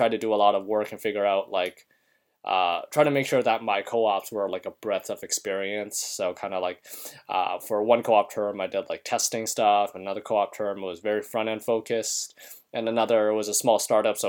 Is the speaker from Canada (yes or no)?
yes; Canada; moved away as an adult; now in United States; I am a Canadian citizen